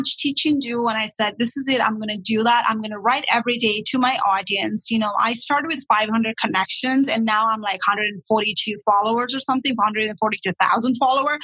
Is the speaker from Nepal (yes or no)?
yes; Nepal; English is a second language; also born or lived in Toronto, Canada; now in Sudbury, Canada; I was not born in Canada. I was born and raised in Nepal, and I had issues, ESL issues all the time.